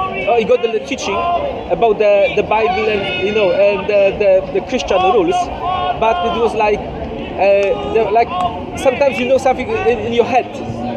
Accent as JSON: {"language": "English", "country": "Poland", "said": "From Poland."}